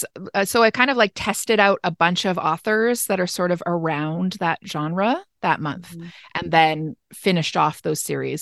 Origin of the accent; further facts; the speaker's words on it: Canada; And I'm Canadian.